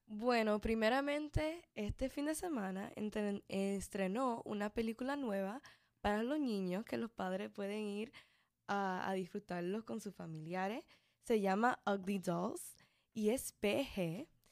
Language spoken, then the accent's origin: Spanish; Mexico; yo como mexicana